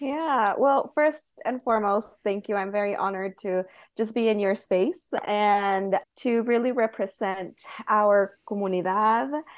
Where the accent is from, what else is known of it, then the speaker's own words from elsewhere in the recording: Southern California, United States; moved away as an adult; where I grew up in California